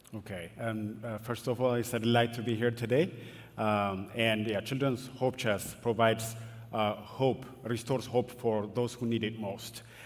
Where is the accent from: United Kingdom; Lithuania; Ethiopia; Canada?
Ethiopia; Addis Ababa; moved away; I grew up in Ethiopia. In Addis Ababa, it's a very big city